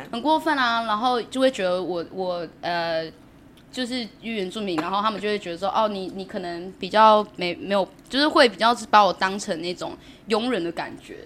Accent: Pingtung County, Taiwan; now in Chiayi, Taiwan; 我是来自屏东台湾

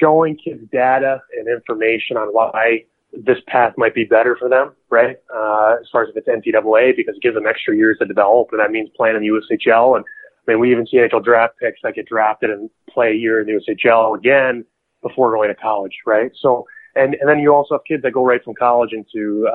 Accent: New Jersey, United States; I'm from New Jersey

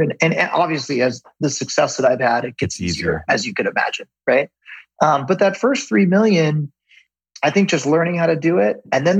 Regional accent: Ventura, California, United States; We have two kids. All our family and friends are here. Like, what do you mean? We grew up in Ventura. Like, why would we leave, right?

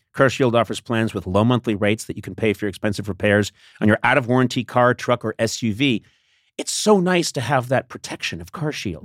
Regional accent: Boston, Massachusetts, United States; I'm from Boston

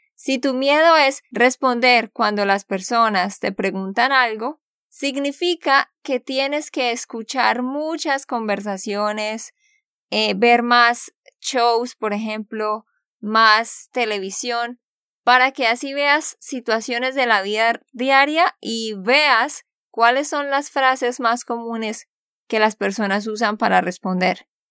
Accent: Santander, Colombia; de Santander, Colombia.

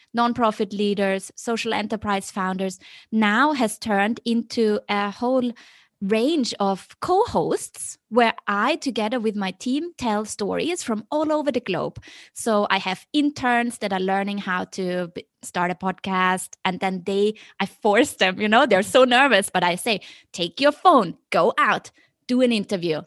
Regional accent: Vienna, Austria; moved away as an adult; also born or lived in Beijing; now in Hong Kong; I was always very, you know, happy growing up in Vienna.

